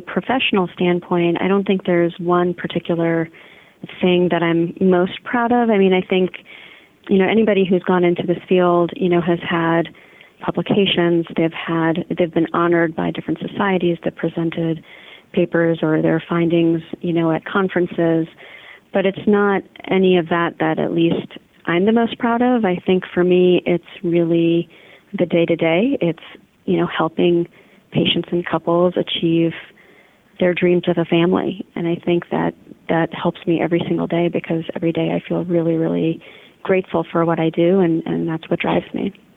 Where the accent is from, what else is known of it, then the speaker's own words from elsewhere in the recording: Washington, District of Columbia, United States; now in St. Louis, United States; Being from DC, I think I have a little bit of PTSD from literally the traffic